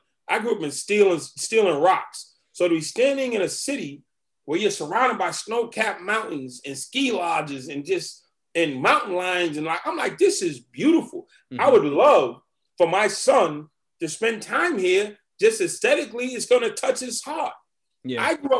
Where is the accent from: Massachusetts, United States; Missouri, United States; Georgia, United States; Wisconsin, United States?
Massachusetts, United States; Boston; I'm from Boston. When I was a kid, I used to ride my skateboard in Harvard Square.